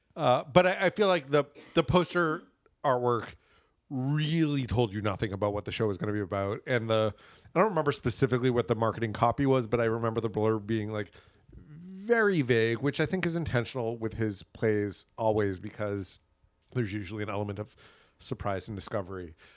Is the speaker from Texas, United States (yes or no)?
no; Boston, Massachusetts, United States; now in New York, United States; I'm from Boston